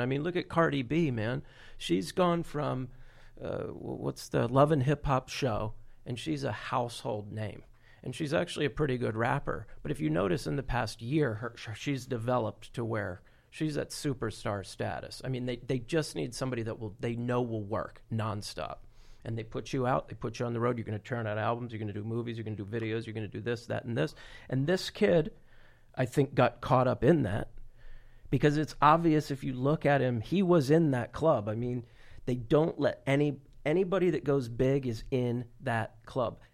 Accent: Florida, United States; I'm from Florida

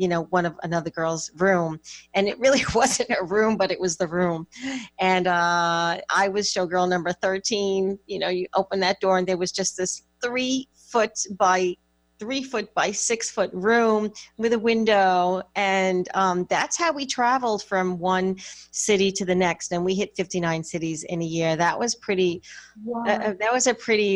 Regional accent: suburbs of New York, United States; I was raised in the Northeast in the suburbs of New York

